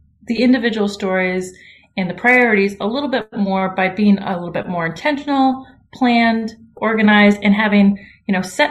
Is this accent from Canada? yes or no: yes; Ottawa, Ontario, Canada; moved away as an adult; now in Savannah, United States; I'm from the capital, Ottawa